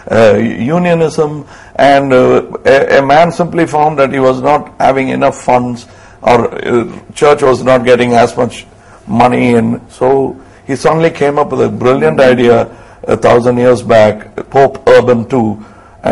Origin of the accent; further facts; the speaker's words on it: Tamil Nadu, India; my home state